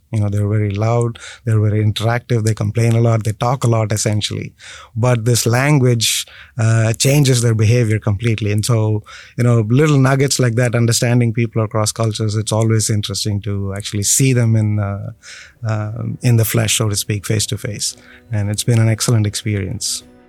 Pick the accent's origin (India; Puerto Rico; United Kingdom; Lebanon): India; moved away; born and raised in India first.